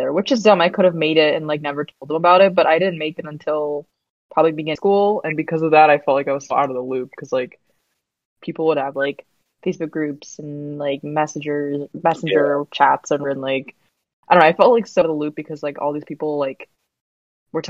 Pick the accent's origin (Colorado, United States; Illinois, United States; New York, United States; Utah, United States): Illinois, United States; Naperville; I was born in Edward Hospital in Naperville, Illinois. So yes, I've been in Naperville my entire life, and so we grew up closer to downtown Naperville